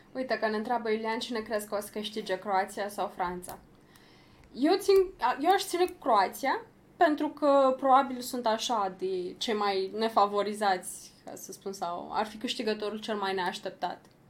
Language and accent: Romanian; Romania; noi ca români